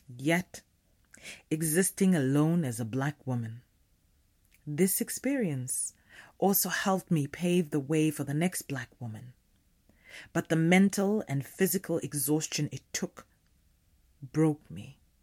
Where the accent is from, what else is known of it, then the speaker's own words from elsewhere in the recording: Limpopo, South Africa; I am a South African black woman, born in the late eighties of the tail end chaotic uprising of apartheid South Africa. Naturally, my birth came with no freedom. I was raised in the townships of the northern province of the country